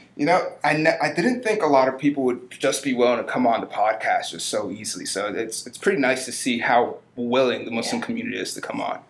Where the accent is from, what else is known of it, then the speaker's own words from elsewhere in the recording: Maryland, United States; I was born and raised yeah. in Maryland.